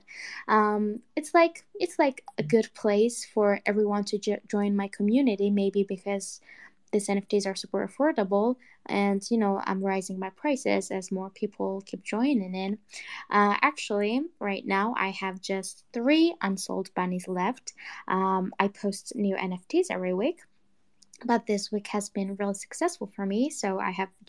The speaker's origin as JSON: {"language": "English", "country": "Georgia"}